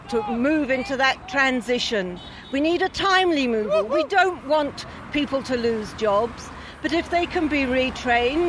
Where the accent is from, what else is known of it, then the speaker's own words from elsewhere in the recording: Gloucester, New South Wales, Australia; I come from Gloucester, which is about just under 2 hours north of Newcastle